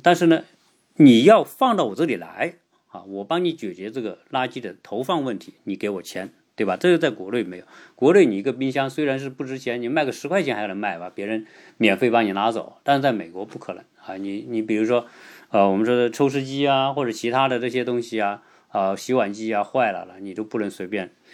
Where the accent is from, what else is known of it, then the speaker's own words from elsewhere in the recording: China; 我们中国人